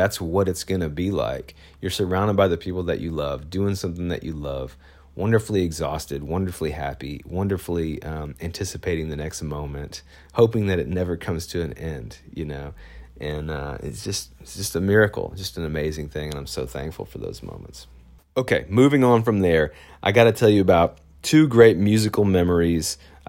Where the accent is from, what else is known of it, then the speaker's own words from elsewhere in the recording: Phoenix, Arizona, United States; my favorite kind of local bar here in my hometown out there in Phoenix.